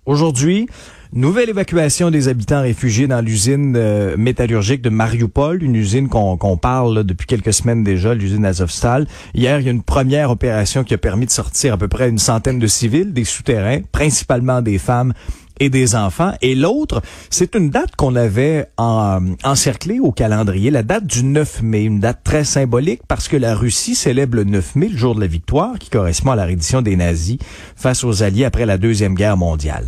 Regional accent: Abitibi, Quebec, Canada; je viens d'Abitibi

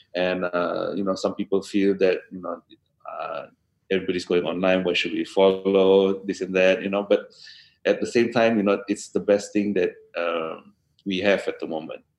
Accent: Kota Kinabalu, Sabah, Malaysia; here in my hometown in KK.

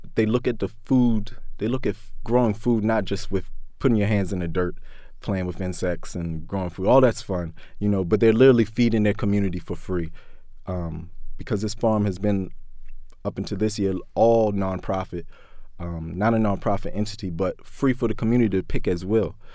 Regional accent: Baltimore, Maryland, United States; growing up in West Baltimore, um, growing up in Baltimore in general

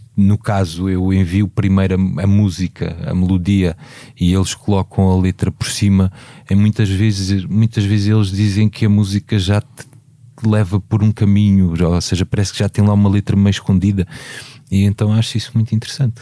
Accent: Beja, Alentejo, Portugal; moved away; Eu falo de Beja, que é a minha terra

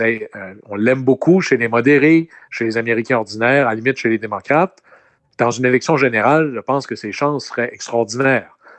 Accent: Quebec, Canada; Chez nous, au Québec

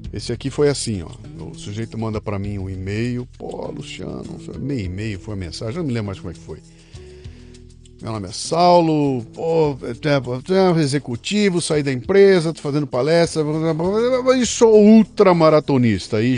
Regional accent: Belo Horizonte, Minas Gerais, Brazil; Nasci em Belo Horizonte.

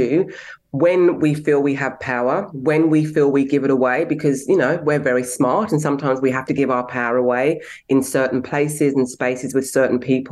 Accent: England, United Kingdom; now in Australia; I was born in England, but I have Nigerian heritage. I'm an Australian citizen, and I've had a very, very diverse life.

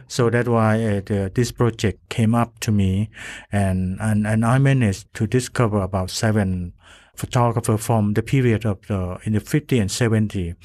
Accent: Thailand; I come from Thailand

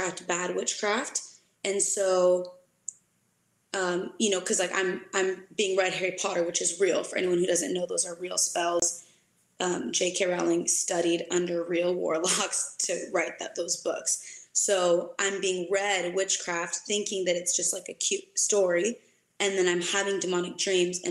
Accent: Senegal; also born or lived in United States; now in Oregon, United States; I grew up with my mom, you know, in West Africa. I was born in America. We moved quickly to West Africa

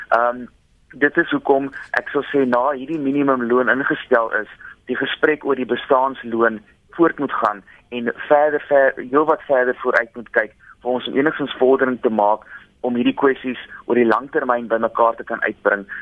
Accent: South Africa; as Suid-Afrikaners

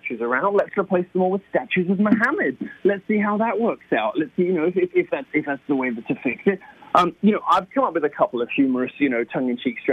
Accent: United Kingdom; moved away as an adult; I am a Brit

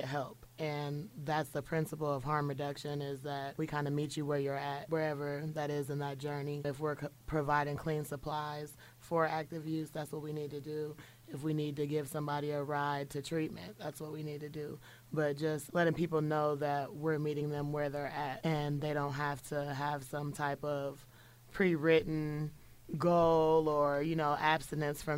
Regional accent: Springfield, Illinois, United States; I'm from Springfield, Illinois, born and raised.

